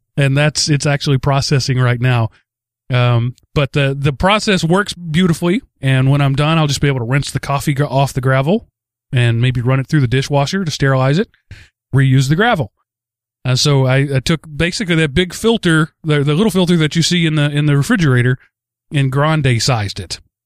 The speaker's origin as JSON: {"language": "English", "region": "Texas", "country": "United States", "tie": "born or raised there", "said": "growing up in Texas"}